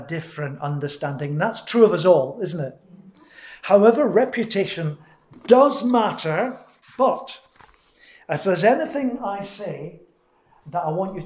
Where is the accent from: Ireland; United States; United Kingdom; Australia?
United Kingdom; Scotland; moved away; I'm Scottish